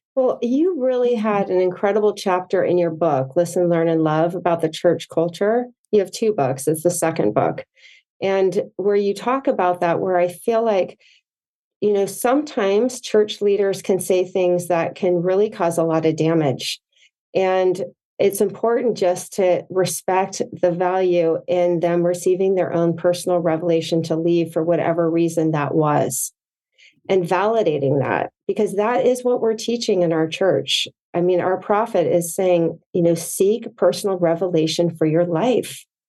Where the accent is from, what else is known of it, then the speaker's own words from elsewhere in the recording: Potomac, Maryland, United States; also born or lived in Provo, Utah; now in San Clemente, United States; I grew up in Potomac, Maryland